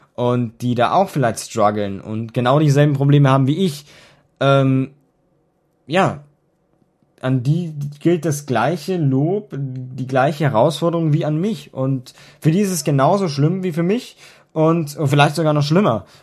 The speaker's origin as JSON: {"language": "German", "country": "Germany", "said": "bei uns in Deutschland"}